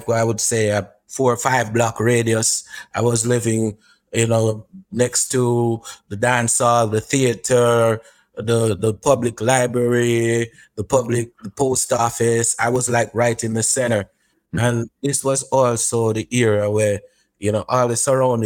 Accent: Racecourse, Clarendon, Jamaica; when I was growing up in Clarendon, in Racecourse Clarendon

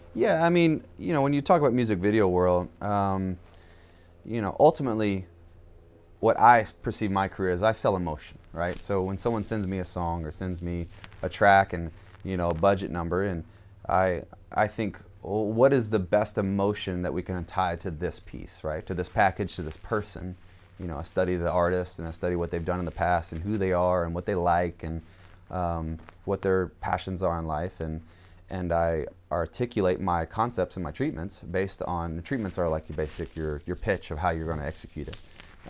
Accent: Jessamine County, Kentucky, United States; also born or lived in Georgia; raised mostly in Kentucky

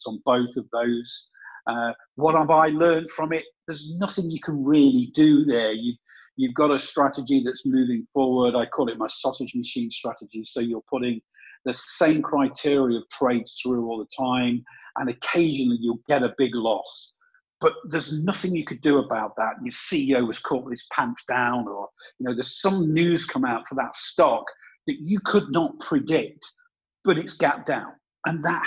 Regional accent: England, United Kingdom; also born or lived in south of Spain; now in Spain; I'm English, but I don't live in England.

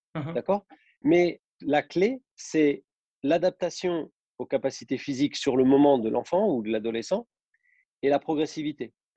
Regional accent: Besançon, Bourgogne-Franche-Comté, France; moved away as an adult; also born or lived in Nice; now in Saint-Étienne, France; je suis originaire de Besançon, en Franche-Comté.

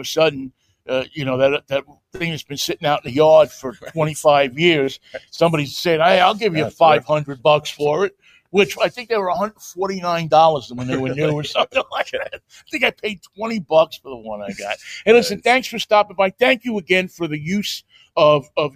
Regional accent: New York, United States; moved away; also born or lived in Pittsburgh; I'm from New York

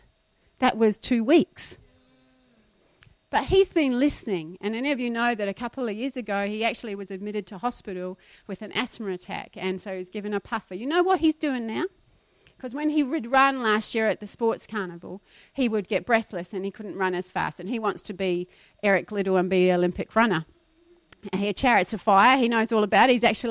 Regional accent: New Zealand; moved away; When I was growing up in New Zealand, if you left your shoes in the cupboard for more than a week, they would go moldy

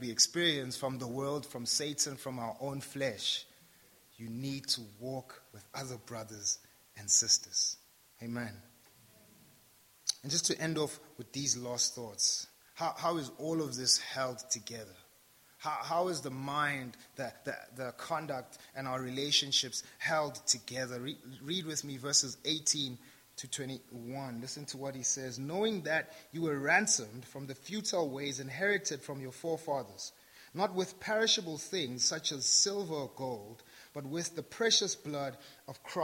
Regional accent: South Africa; I'm South African

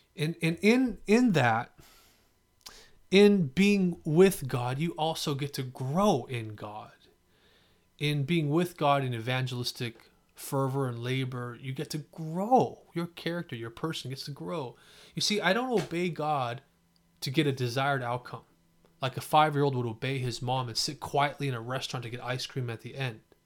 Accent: San Jose, California, United States; also born or lived in Fremont, California; I grew up in East San Jose and then Fremont

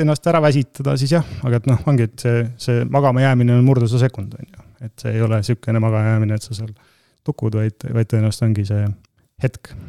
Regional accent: Tartu, Tartu County, Estonia; also born or lived in Tallinn; mina olen põline tartlane

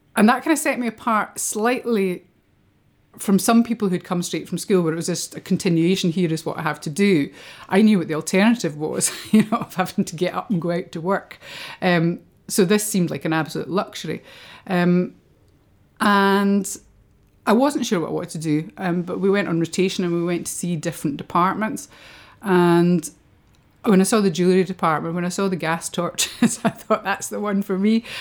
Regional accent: Kirkcaldy, Scotland, United Kingdom; also born or lived in Edinburgh; brought up in Kirkcaldy, which is a, you know, a really small place, three thousand people.

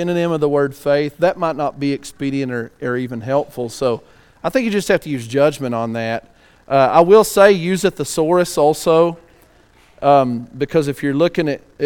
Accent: West Texas, United States; I don't exactly enunciate every word because I'm from West Texas

